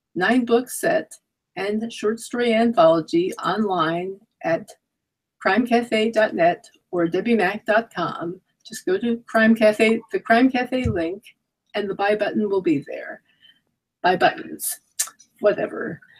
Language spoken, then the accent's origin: English; New York City, New York, United States; I'm from Queens myself.